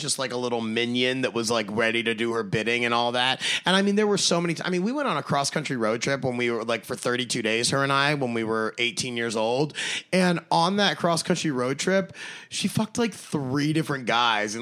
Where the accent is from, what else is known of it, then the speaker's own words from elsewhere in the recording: Baltimore, Maryland, United States; moved away as an adult; also born or lived in Pittsburgh; I grew up in Baltimore, 4 hours to Pittsburgh